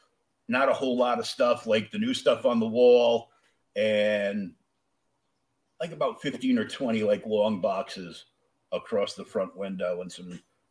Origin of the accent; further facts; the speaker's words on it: Warwick, Rhode Island, United States; moved away as an adult; also born or lived in Pawtucket, Rhode Island; now in Massachusetts, United States; I'm a masshole now, but I grew up in Warwick, where I lived only a few blocks away from Airport Road.